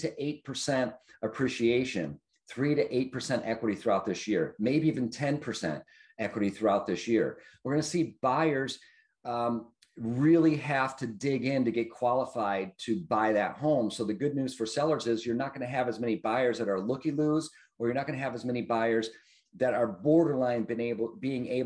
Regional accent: Detroit, Michigan, United States; I grew up in Detroit and the suburbs thereof

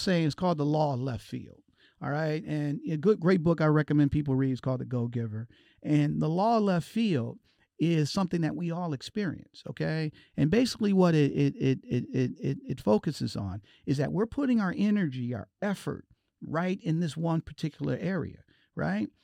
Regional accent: Detroit, Michigan, United States; I'm from Detroit

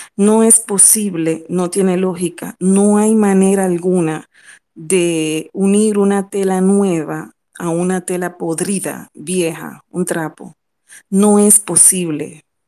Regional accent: Dominican Republic; como ciudadana, como dominicana

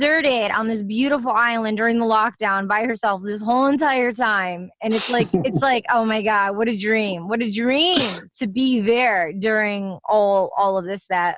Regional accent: Michigan, United States; growing up in Michigan

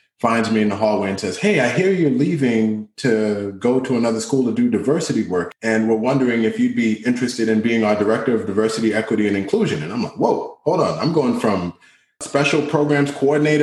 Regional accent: Boston, Massachusetts, United States; English is a second language; I grew up in Dorchester

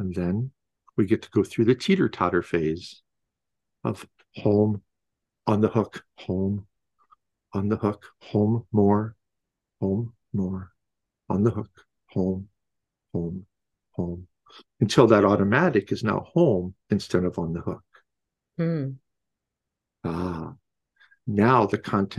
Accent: Midwest, United States; I was born in the Midwest back in early 60s

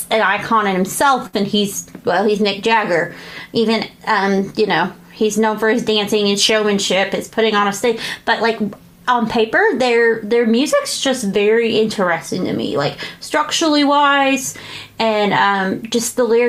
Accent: Grayson County, Virginia, United States; I grew up in Grayson County, so I was right over, you know, throw a rock and I'm there.

